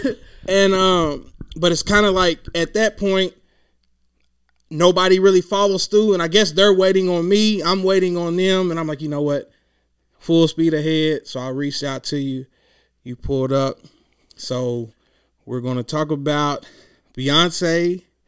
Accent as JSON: {"language": "English", "town": "Clinton", "region": "Kentucky", "country": "United States", "moved": "yes", "lives_now": "Louisville, United States", "said": "I'm from a small town. It's the town is called Clinton, but it's in Hickman County."}